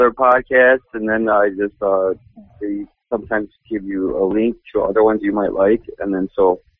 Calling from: Milwaukee, Wisconsin, United States; Oh, no, in Milwaukee, Wisconsin.

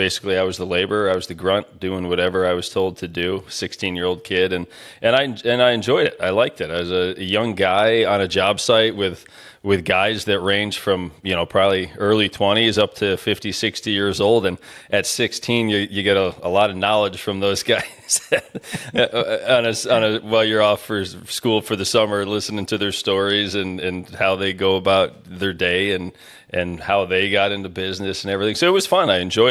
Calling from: Dalton, Pennsylvania, United States; So I'm in a little town outside of Scranton, PA called Dalton, Pennsylvania.

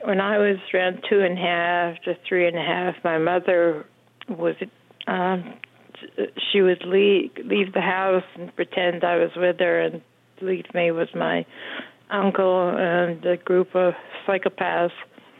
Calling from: St. George, Utah, United States; St. George, Utah, yeah.

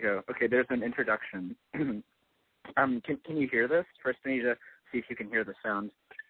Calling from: Long Beach, California, United States; I'm 23 years old. I'm calling from Long Beach, California.

